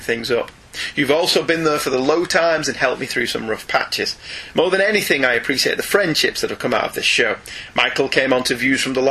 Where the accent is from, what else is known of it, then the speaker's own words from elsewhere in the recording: United Kingdom; we're British